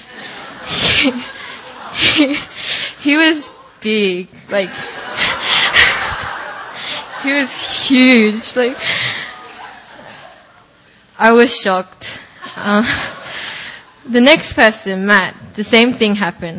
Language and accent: English; Australia; moved away; going to my hometown